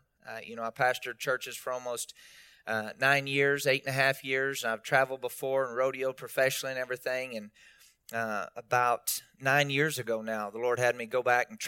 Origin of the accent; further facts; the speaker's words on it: Texas, United States; knowing I'm a cowboy from West Texas, a guy that just loves God